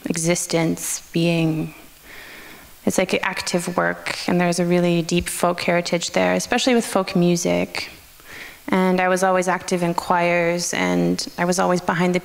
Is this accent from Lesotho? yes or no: no; Canada; Yeah, I guess that's maybe where I'm Canadian.